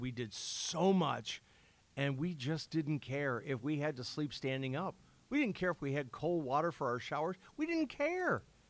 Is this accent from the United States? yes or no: yes; Illinois, United States; Yeah, I'm from Illinois